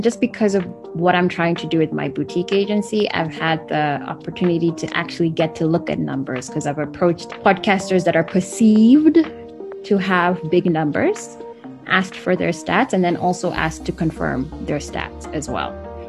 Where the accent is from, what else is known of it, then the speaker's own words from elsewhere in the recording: Kenya; now in United States; I'm a journalist by training. I'm Kenyan American, and most of my journalism career was spent in the US.